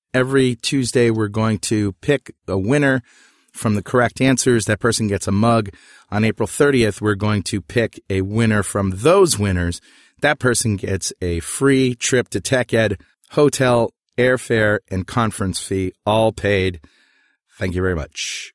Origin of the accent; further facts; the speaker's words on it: New London, Connecticut, United States; my hometown, New London, Connecticut